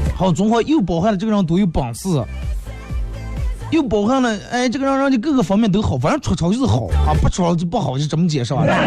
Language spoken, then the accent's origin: Chinese; Bayannur, Inner Mongolia, China; accent: Bameng dialect; 身为一个，地地道道八门人